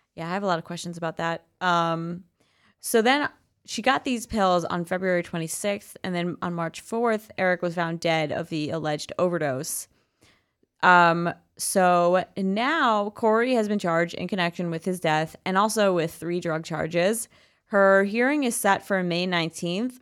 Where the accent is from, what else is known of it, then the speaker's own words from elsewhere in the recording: George Santos's district, New York, United States; now in New York City, United States; my hometown